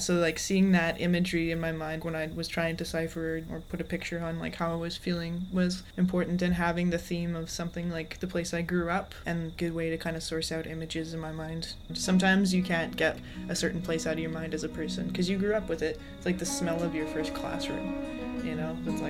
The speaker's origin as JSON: {"language": "English", "town": "Calgary", "region": "Alberta", "country": "Canada", "tie": "born or raised there", "moved": "yes", "lives_now": "Victoria, Canada", "said": "I'm a singer-songwriter born and raised in Calgary, Alberta. I live in Victoria."}